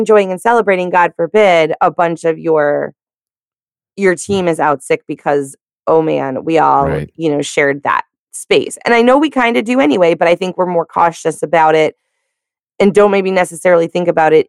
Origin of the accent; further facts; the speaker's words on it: the South, United States; I'm from the South